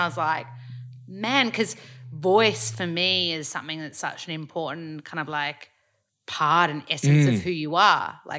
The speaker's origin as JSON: {"language": "English", "country": "Australia", "accent": "Australian", "said": "I was like, oh, I love my Australian accent, I don't want to lose it."}